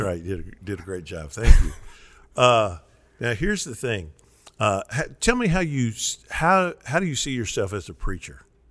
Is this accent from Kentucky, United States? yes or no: yes; Kentucky, United States; in Kentucky we don't say Western, we say West Kentucky.